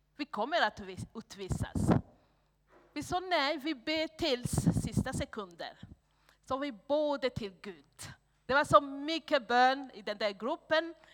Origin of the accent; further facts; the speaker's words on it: Burundi; Swedish is a second language; moved away as an adult; also born or lived in Hedemora, Sweden; now in Sweden; alla tre vi kom från Burundi.